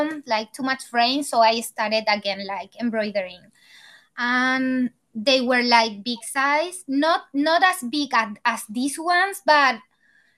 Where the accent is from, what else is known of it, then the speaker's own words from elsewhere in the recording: Chile; English is a second language; moved away as an adult; now in Los Angeles, United States; I'm from Chile. I moved to Los Angeles like 4 years ago when Juan was 1 month old